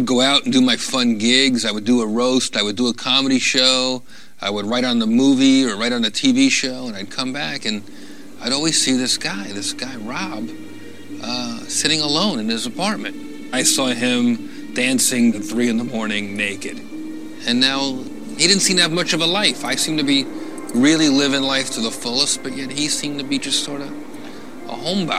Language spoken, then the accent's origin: English; New Jersey, United States; moved away as an adult; now in Los Angeles, United States; I'm from Jersey, so we're very cynical